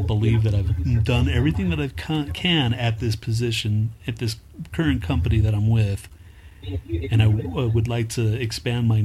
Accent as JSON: {"language": "English", "town": "Houston", "region": "Texas", "country": "United States", "tie": "born or raised there", "moved": "yes", "lives_now": "Denver, United States", "said": "I'm originally from Houston, Texas. I grew up there, and I moved to Denver in 1999"}